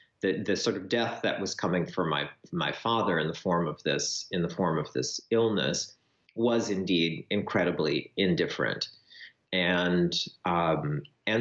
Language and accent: English; rural Wisconsin, United States; moved away as an adult; also born or lived in Winona, Minnesota; my childhood in Wisconsin, in very rural Wisconsin, growing up on a farm